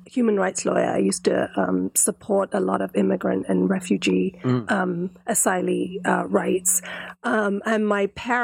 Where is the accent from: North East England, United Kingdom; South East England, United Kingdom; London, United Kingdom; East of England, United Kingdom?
London, United Kingdom; moved away as an adult; also born or lived in California; now in Northwest Arkansas, United States; So I was born and brought up in England, in London, and met my husband out there, and he's American Indian.